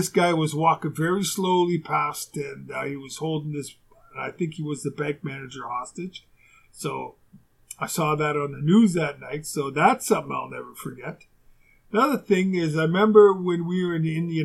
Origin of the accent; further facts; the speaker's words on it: Winnipeg, Manitoba, Canada; moved away as an adult; also born or lived in Houston; where I grew up in Winnipeg